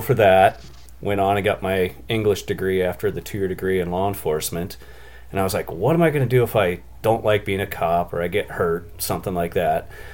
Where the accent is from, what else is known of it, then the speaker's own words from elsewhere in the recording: Columbia Basin, Washington, United States; I grew up in Washington State in the Columbia Basin, right in the middle of the state.